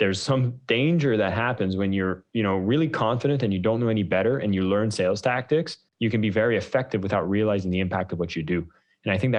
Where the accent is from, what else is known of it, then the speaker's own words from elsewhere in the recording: Canada; As a Canadian, we were raising funds in Canada after the 2008 downturn.